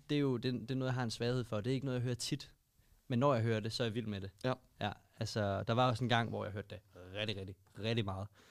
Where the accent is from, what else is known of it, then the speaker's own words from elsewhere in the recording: Albertslund, Capital Region of Denmark, Denmark; Mig og Magnus, vi voksede op i Albertslund